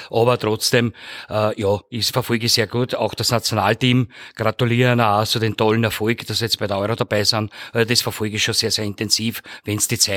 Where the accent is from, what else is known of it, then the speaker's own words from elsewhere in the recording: Hollabrunn, Lower Austria, Austria; gebürtiger Hollerbrunner äh, und bin im Bezirk Hollerbrunn natürlich zu Hause in Ziersdorf seit äh, 2020